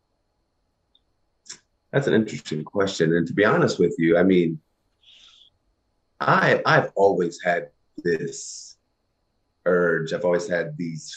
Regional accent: Kentucky, United States; growing up in the country where I grew up in Kentucky

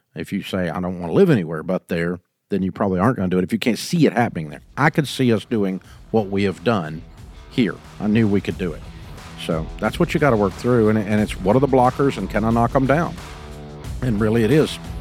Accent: Nashville, Tennessee, United States; I grew up in Nashville.

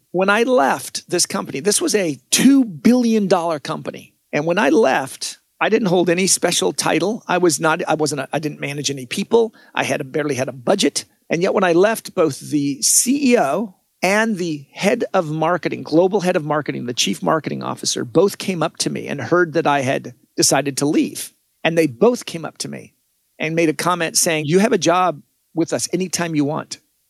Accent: Washington, United States; because that's where I'm from. I'm from Washington State.

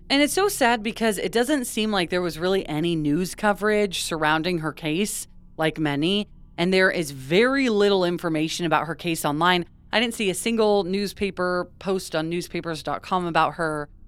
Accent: West Coast, United States; we grew up on the West Coast

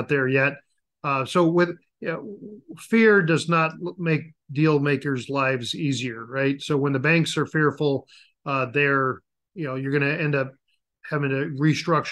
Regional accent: Denver, Colorado, United States; I grew up in Denver, Colorado

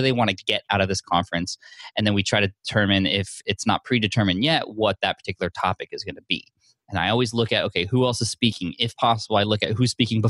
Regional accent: San Diego, California, United States; San Diego, my hometown

